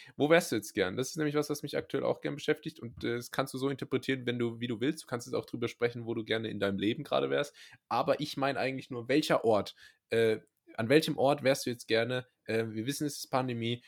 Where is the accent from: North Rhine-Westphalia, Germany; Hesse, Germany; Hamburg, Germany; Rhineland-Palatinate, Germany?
Rhineland-Palatinate, Germany; moved away; ich komme ja ursprünglich aus der Pfalz, was ja nicht in Baden-Württemberg liegt